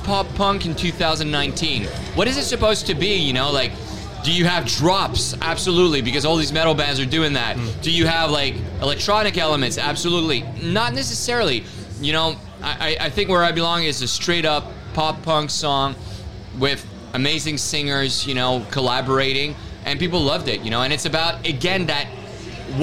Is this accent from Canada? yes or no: yes; Canada; I'm Canadian. Very proud.